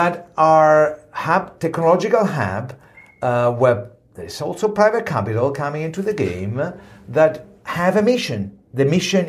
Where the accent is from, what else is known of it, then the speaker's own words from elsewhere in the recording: Italy; Italy, I come from Italy